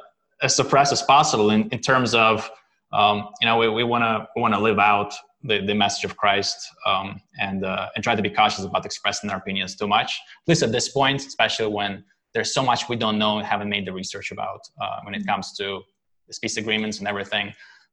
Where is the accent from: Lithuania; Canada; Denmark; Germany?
Lithuania; born there; English is a second language; I was born in Lithuania, but back at the time it was USSR